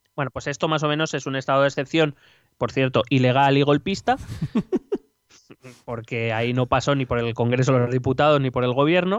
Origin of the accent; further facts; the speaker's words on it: Spain; somos aquí los españoles